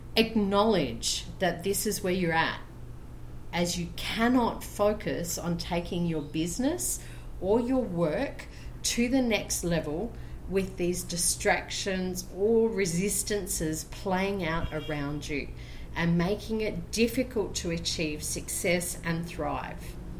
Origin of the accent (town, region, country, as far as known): Brisbane, Queensland, Australia; now in Colombia